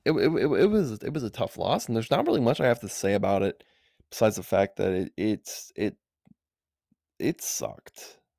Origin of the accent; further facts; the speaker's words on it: Madison, Wisconsin, United States; I'm from Madison, Wisconsin, but the Milwaukee Brewers were my childhood team